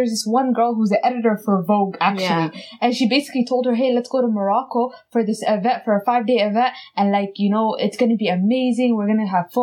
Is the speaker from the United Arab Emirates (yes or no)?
yes; Dubai, United Arab Emirates; moved away; I'm from Dubai.